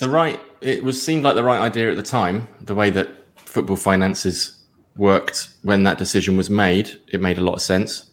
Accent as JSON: {"language": "English", "area": "Surrey", "region": "South East England", "country": "United Kingdom", "tie": "born or raised there", "said": "I'm from Surrey originally. Uh, I'm a home counties boy"}